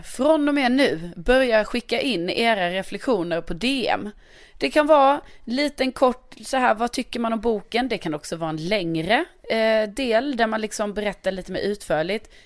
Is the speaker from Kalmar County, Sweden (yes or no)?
no; Lund, Skåne, Sweden; moved away; min hemstad Lund